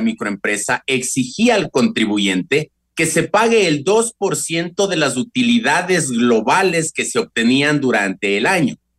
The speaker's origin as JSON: {"language": "Spanish", "town": "Quito", "region": "Pichincha", "country": "Ecuador", "said": "Los quiteños somos de Pachacuti"}